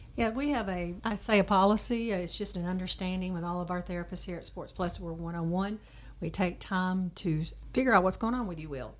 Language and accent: English; Dyersburg, Tennessee, United States; I'm also from Dyersburg originally